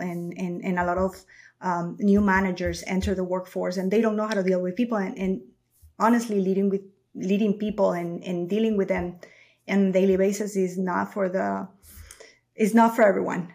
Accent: Ecuador; moved away as an adult; now in United States; I'm born and raised in Ecuador

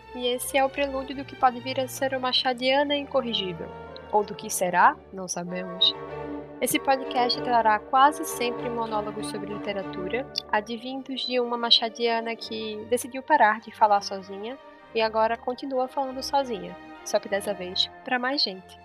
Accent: Pernambuco, Brazil; Eu sou pernambucana, tenho 22 anos

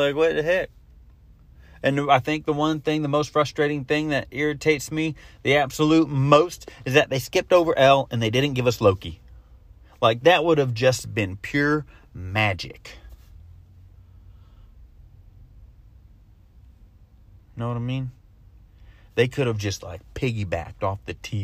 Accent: Florida, United States; I'm from Florida

